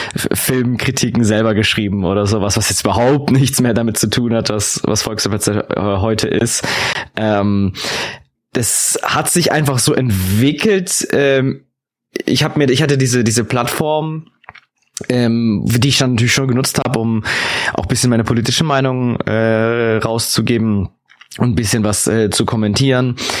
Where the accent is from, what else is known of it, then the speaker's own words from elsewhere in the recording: Augsburg, Bavaria, Germany; ich bin ja auch aus Augsburg